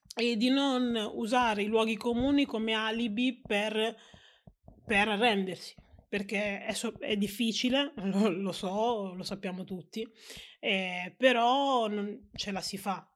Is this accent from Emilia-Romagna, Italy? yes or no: yes; Reggio Emilia, Emilia-Romagna, Italy; sono nata a Reggio Emilia e sono stata cresciuta con i costumi propri della, della città di Reggio e dell'Italia